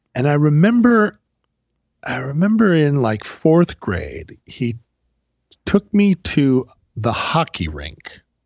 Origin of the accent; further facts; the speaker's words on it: Alaska, United States; growing up in Alaska